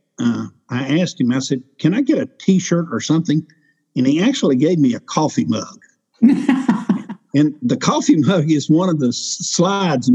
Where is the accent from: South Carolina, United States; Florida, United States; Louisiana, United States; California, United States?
Louisiana, United States; I'm from Louisiana.